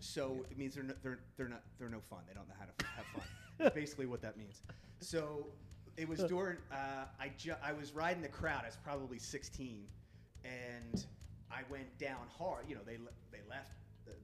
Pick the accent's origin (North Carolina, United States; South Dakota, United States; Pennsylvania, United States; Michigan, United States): Pennsylvania, United States; Philadelphia; moved away; growing up in Philly, they're a Philly band.